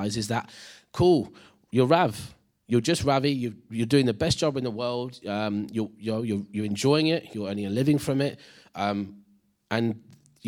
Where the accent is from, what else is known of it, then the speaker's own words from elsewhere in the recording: Leicester, East Midlands, United Kingdom; I'm an Indian lad from Leicester